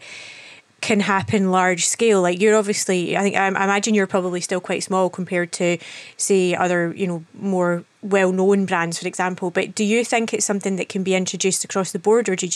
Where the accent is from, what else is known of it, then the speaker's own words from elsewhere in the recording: Fife, Scotland, United Kingdom; I grew up in Fife